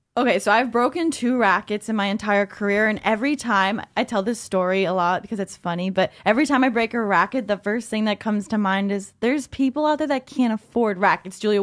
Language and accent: English; New York, United States; I'm a New Yorker